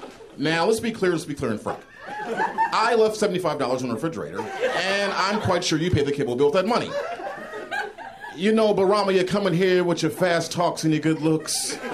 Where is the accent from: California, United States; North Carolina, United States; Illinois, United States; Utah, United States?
Illinois, United States; Chicago; from Chicago.